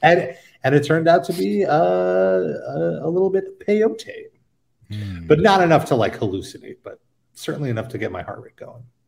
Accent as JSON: {"language": "English", "town": "New York City", "region": "New York", "country": "United States", "said": "as a New Yorker"}